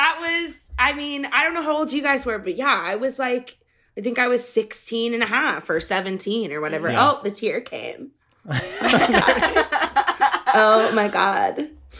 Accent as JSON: {"language": "English", "region": "Massachusetts", "country": "United States", "said": "Well, it is, you know, I'm from Massachusetts originally. I don't know if you guys knew that."}